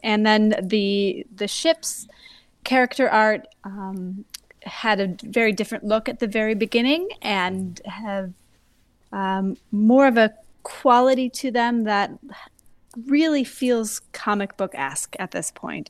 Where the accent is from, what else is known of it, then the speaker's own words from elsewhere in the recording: Madison, Wisconsin, United States; moved away as an adult; now in Providence, United States; I am from Madison, Wisconsin, bought a recent transplant from twenty fifteen to the Providence, Rhode Island area